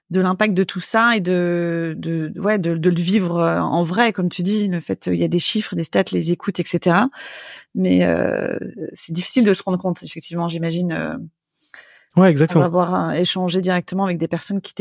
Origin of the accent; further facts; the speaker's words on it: Rennes, Brittany, France; j'ai pas de réseau, je viens de Rennes, je viens pas de Paris